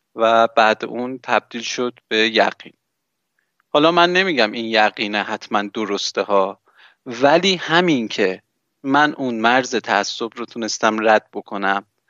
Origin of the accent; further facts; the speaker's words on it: Iran; من توی جمهوری اسلامی به دنیا آمدم